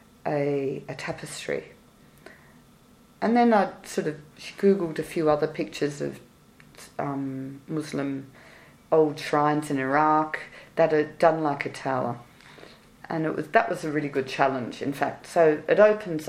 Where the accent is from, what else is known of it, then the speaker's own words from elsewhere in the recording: Australia; moved away; I'm Australian